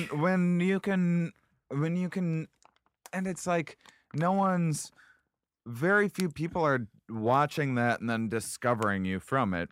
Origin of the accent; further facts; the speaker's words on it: Boston, Massachusetts, United States; I'm from Boston